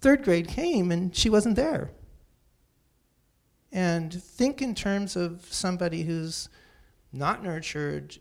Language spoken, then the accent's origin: English; Santa Cruz, California, United States; born or raised there; also born or lived in San Jose